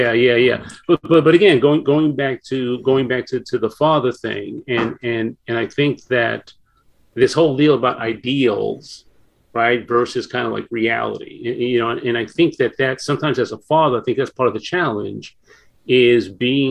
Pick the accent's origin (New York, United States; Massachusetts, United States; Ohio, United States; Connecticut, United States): New York, United States; New York City; moved away; I grew up in New York in the Bronx